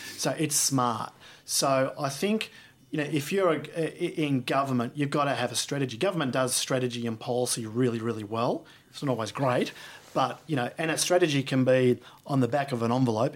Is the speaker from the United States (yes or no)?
no; Australia; as an Australian